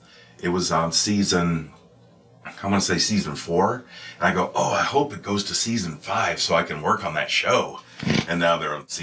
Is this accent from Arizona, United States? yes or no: no; West Texas, United States; moved away as an adult; also born or lived in Austin, Texas; I grew up in West Texas